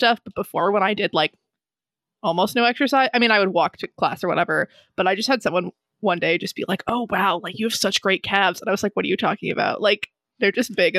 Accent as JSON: {"language": "English", "region": "Hawaii", "country": "United States", "tie": "born or raised there", "said": "we grew up in Hawaii"}